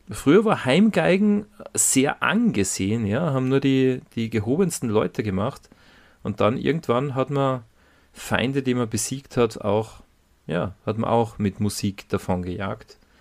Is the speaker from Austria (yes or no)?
yes; Salzburg, Austria; accent: Salzburgish dialect; wie in unserem Fall salzburgerischen Mundart